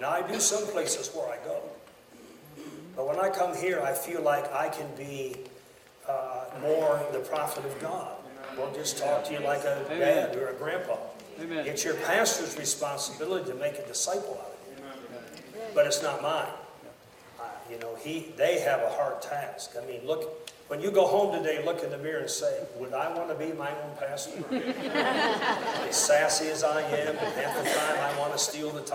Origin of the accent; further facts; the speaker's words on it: United States; I'm an American to the core of my being